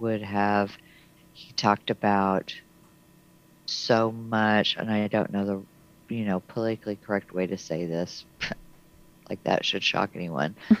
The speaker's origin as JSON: {"language": "English", "town": "Hope", "region": "Arkansas", "country": "United States", "tie": "born or raised there", "said": "I was born in Hope, Arkansas"}